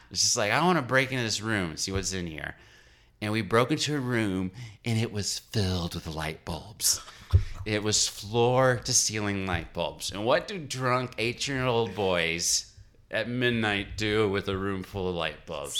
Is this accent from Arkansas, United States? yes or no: yes; Little Rock, Arkansas, United States; moved away; also born or lived in Massachusetts; I'm from Little Rock, Arkansas